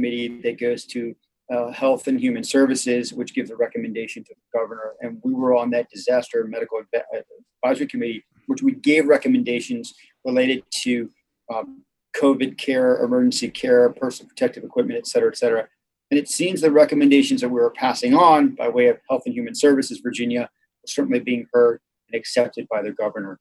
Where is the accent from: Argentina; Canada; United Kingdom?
Argentina; now in United States; being Argentine, I was born in Argentina.